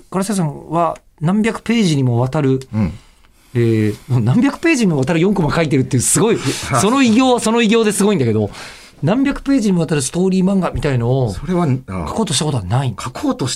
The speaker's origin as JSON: {"language": "Japanese", "region": "Osaka", "country": "Japan", "tie": "born or raised there", "moved": "as an adult", "lives_now": "Tokyo, Japan", "said": "ご地元大阪ですよ"}